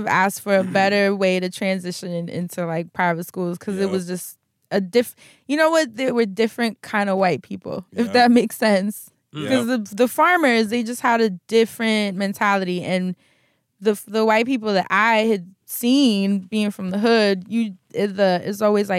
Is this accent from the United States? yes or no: yes; New York City, New York, United States; this like Project Harlem kid.